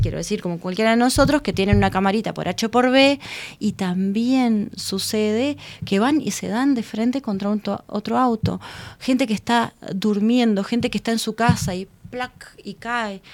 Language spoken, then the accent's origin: Spanish; Uruguay